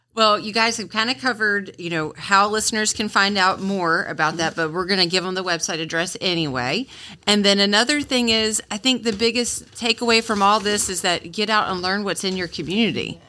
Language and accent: English; Onslow County, North Carolina, United States; I grew up in Onslow County and moved away and came back